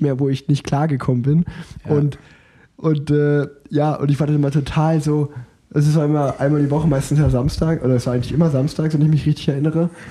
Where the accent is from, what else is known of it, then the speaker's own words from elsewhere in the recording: Unna, North Rhine-Westphalia, Germany; ich komme ja gebürtig aus Unna